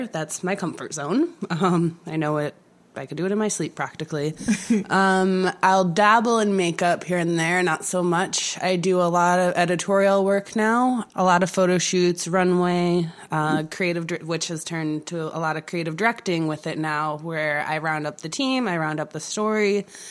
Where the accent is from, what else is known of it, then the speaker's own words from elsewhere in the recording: New York, United States; also born or lived in Los Angeles / Brooklyn; I'm originally from New York. I did start my career out in Los Angeles. I've been back in New York, more so in Brooklyn, working all over for about the last 3.5 years now.